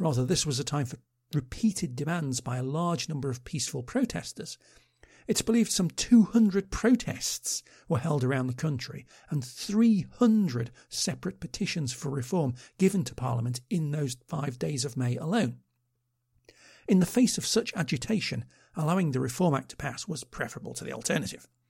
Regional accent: Liverpool, North West England, United Kingdom; growing up in Liverpool during the period

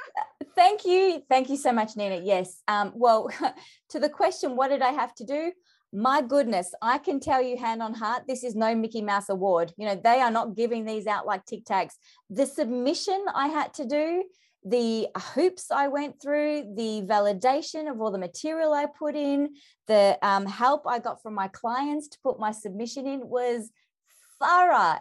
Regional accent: Melbourne, Victoria, Australia; I'm from Melbourne

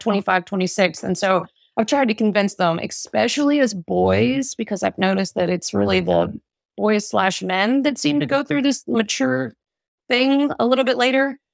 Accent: Smithfield, Virginia, United States; also born or lived in Suffolk, Virginia; I'm actually from Smithfield, Virginia, which is the ham capital of the world, roughly ten miles from here, which is where I grew up

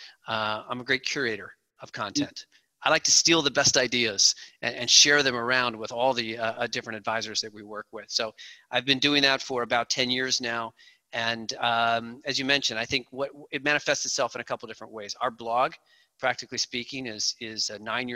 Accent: outside of Chicago, Illinois, United States; I grew up outside of Chicago

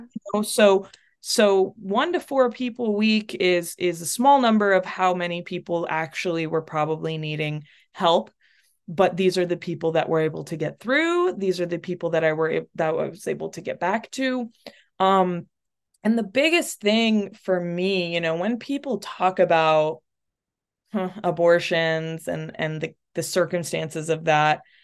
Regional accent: North Texas, United States; also born or lived in Chile / Portland, Oregon; I grew up in North Texas, but, um, I'm from Chile

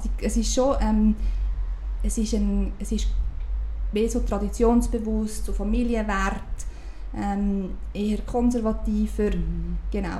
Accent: Uri, Switzerland; now in Zurich, Switzerland; Ich bin im Kanton Uri aufgewachsen

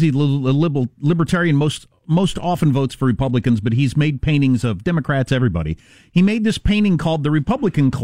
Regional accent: Wisconsin, United States; I grew up in Wisconsin

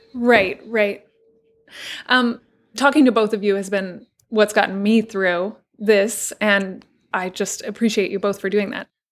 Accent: Texas, United States; moved away; I'm from Texas, my family's in Texas

